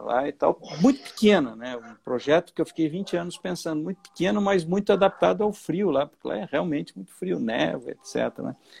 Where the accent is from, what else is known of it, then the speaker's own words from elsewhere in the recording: Bocaina do Sul, Santa Catarina, Brazil; eu nasci numa fazenda é, em Bocaina do Sul, né? Que é uma pequena cidade aqui